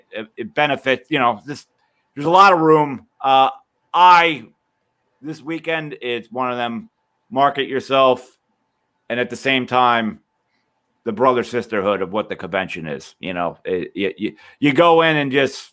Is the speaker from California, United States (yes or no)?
no; New Jersey, United States; also born or lived in Deptford, New Jersey; I am a South Jersey man